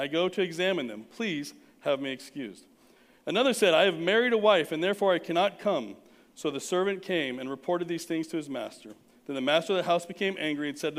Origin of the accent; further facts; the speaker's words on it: Southern California, United States; now in North Texas, United States; I'm from Southern California, weren't a lot of barns